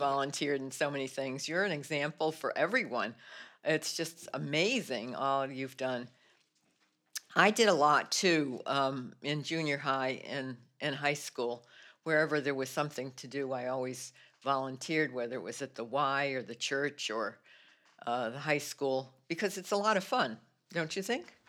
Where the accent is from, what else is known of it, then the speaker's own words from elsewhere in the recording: New Britain, Connecticut, United States; moved away as an adult; now in Lowell, United States; I grew up actually in New Britain, Connecticut